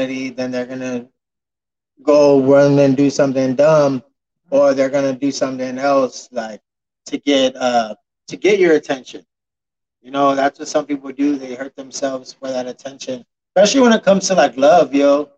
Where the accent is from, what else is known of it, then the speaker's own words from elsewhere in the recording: San Antonio, Texas, United States; I was raised in the Victoria Courts here in San Antonio in the 90s